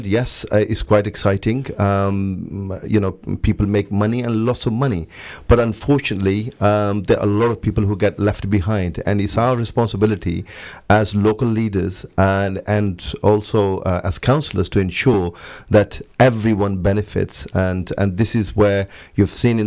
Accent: Luton, East of England, United Kingdom; also born or lived in Pakistan; I was born in Pakistan, raised in Luton, so I've been through the education system.

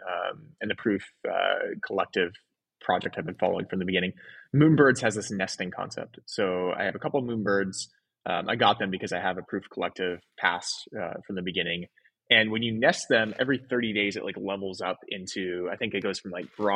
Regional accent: Oregon, United States; also born or lived in San Francisco / Los Angeles; now in Miami, United States; So I grew up in Oregon, then lived in San Francisco for 10 years, LA for two, and then Miami

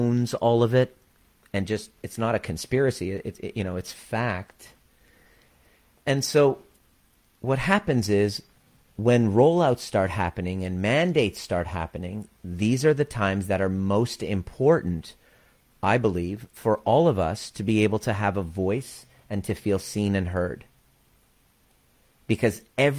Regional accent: Canada; also born or lived in Iran; with my twin brother at the age of four, we came to Canada

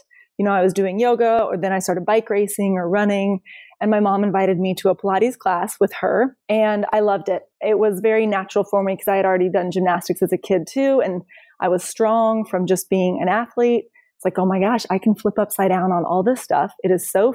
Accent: Idaho, United States; I grew up in Idaho in the mountains

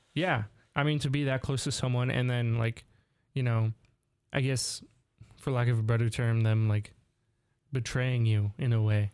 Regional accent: Southern California, United States; we're both from California, SoCal specifically

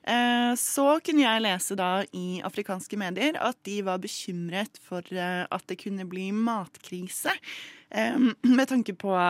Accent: Tunisia; Norwegian is a second language; now in Norway; og jeg kommer fra Tunisia.

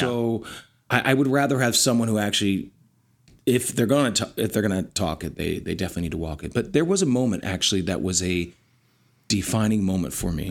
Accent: Lancaster County, Pennsylvania, United States; operated with one and a half bathrooms in a farmhouse in Lancaster County, Pennsylvania

